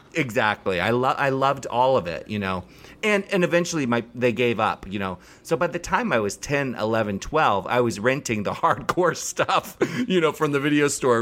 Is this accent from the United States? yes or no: yes; Maryland, United States; moved away; I grew up in Maryland